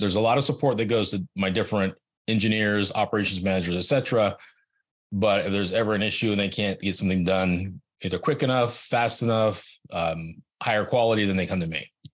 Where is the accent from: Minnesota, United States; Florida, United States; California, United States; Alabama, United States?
California, United States; Silicon Valley; I grew up in Silicon Valley